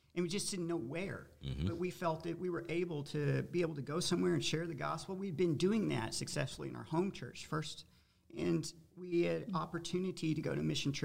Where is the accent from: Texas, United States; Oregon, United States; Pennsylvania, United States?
Texas, United States; Fort Worth; moved away as an adult; We were both born and bred in Fort Worth, Texas, just from different sides of the town.